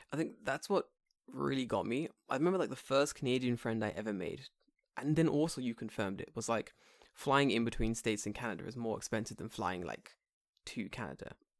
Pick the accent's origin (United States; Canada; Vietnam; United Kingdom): United Kingdom; England; we're from England